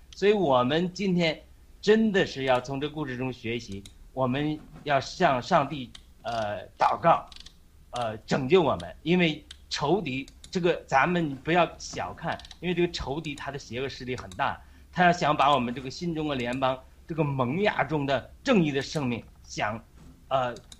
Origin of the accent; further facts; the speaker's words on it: China; 我们中国人是你拣选的子民